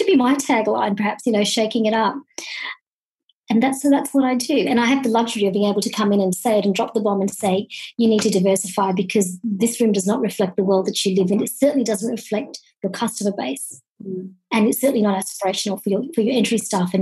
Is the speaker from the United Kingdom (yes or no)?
no; country Victoria, Australia; also born or lived in Kenya; I was born in Kenya, about fifth generation East African born of Indian origin, but raised in a country town in Victoria in Australia